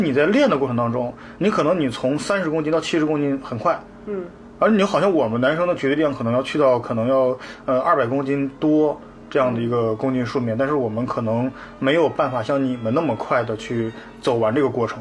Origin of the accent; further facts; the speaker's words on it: northern China, China; 因为我是北方人